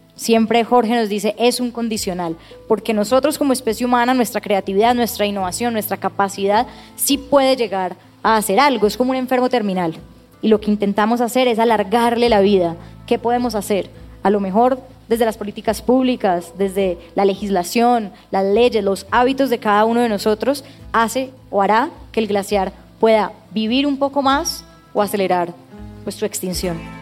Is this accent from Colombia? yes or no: yes; Colombia; estábamos viviendo como colombianos